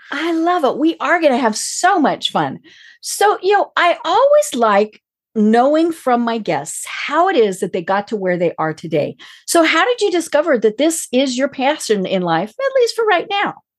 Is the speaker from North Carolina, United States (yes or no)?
no; Colorado, United States; I'm from Colorado